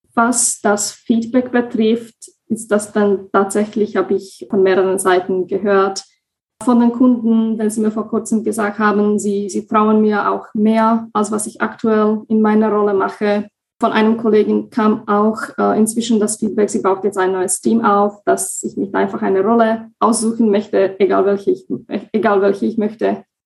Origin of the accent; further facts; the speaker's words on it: Slovakia; moved away as an adult; now in Germany; ich komme ursprünglich aus der Slowakei und wohne seit knapp fünfeinhalb Jahren in Deutschland